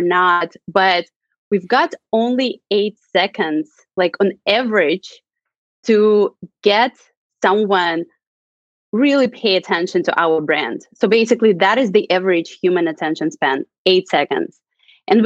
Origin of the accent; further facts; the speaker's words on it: Russia; moved away as an adult; now in San Francisco, United States; I'm originally from Russia. I moved to the United States 8 years ago.